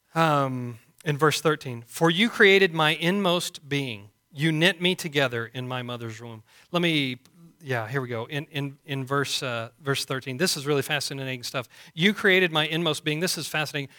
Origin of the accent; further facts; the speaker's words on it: Canyon, Texas, United States; also born or lived in Booker, Texas; we grew up here in Canyon and moved to Booker